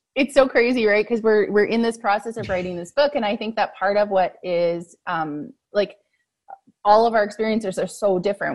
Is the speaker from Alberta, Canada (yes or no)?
yes; Fort McMurray, Alberta, Canada; I grew up in Fort McMurray and yeah. went through the school system there.